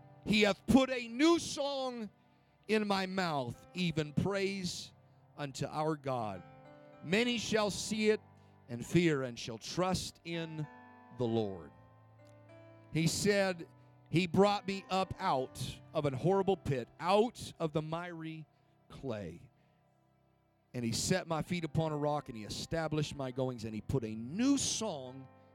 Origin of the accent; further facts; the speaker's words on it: Spokane, Washington, United States; now in Carson City, United States; I grew up in Spokane, Washington